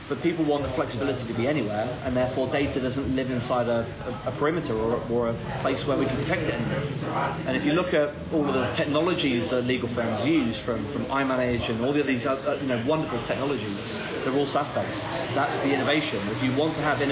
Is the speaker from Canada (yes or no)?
no; South West England, United Kingdom; I am from the southwest of England, so my team is Bristol City